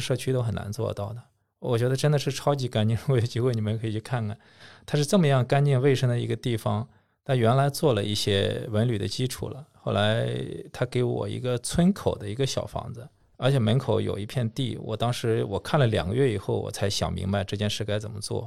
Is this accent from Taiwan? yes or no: no; Shanghai, China; 我们上海人去了以后晚上玩什么呀